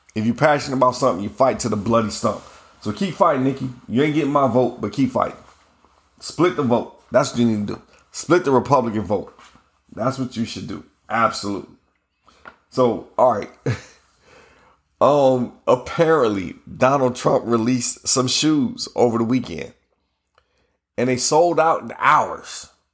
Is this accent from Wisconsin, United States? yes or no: no; Ohio, United States; I'm from Ohio